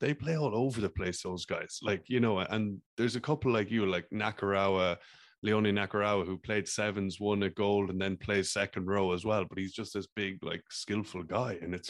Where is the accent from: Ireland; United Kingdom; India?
Ireland; I'm from Ireland